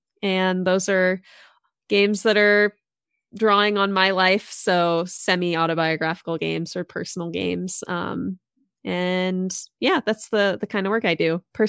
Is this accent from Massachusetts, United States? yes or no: yes; Massachusetts, United States; now in Maryland, United States; I actually grew up on the East Coast. So old school East Coaster. I grew up in Massachusetts, but I live in Maryland now.